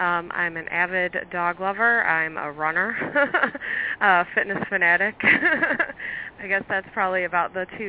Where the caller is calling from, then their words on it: Chicago, Illinois, United States; Chicago. Snowy Chicago.